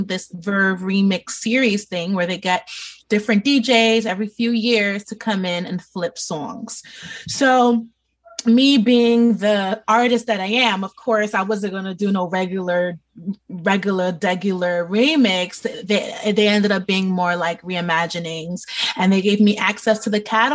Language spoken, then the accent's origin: English; New York City, New York, United States; born and raised in New York City